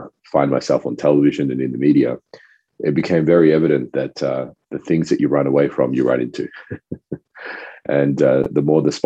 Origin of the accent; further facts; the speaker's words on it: Australia; first language French; English is a second language; also born or lived in Rodrigues Island; coming to Australia when I was about 4 years old, I spoke fluent French. My family's from Rodriguez Island, which is a little French island